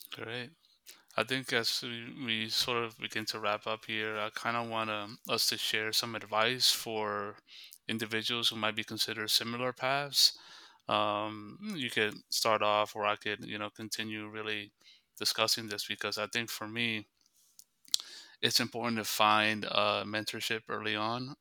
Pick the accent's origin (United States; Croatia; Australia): United States; I'm also of Dominican descent. I was born in the United States